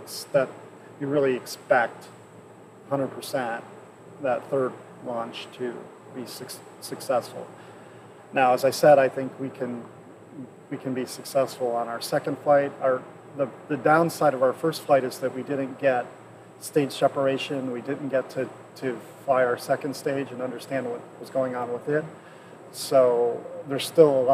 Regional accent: United States; I'm so glad I'm American.

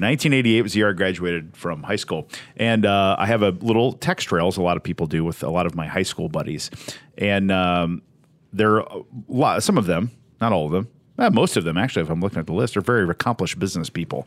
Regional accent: Southern Indiana, United States; we're from Southern Indiana.

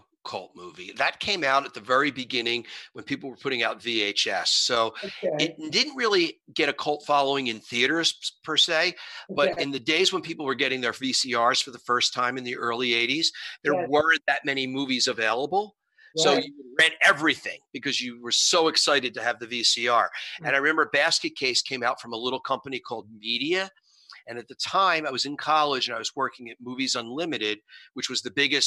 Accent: Philadelphia, Pennsylvania, United States; moved away; growing up in Philadelphia

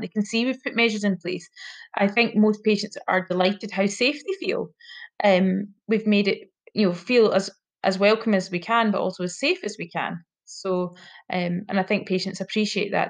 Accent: hometown about 15 miles from Dalbeattie, Scotland, United Kingdom; also born or lived in Cardiff, Wales; came back to my my hometown and um, did my vocational training year there.

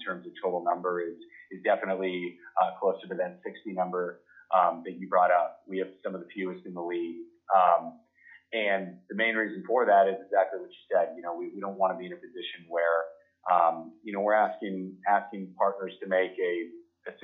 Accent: Arizona, United States; I grew up in Arizona

